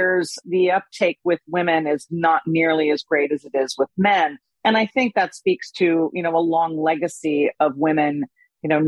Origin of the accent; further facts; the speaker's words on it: United States; as an American